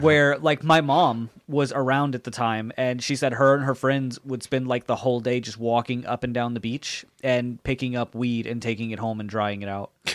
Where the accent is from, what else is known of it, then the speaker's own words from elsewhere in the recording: Jacksonville, Florida, United States; also born or lived in Colorado; I was born in Jacksonville.